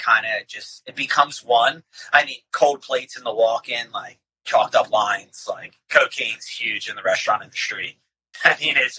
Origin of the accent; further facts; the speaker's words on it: Philadelphia, Pennsylvania, United States; moved away; also born or lived in Bucks County; Born and bred in Philadelphia.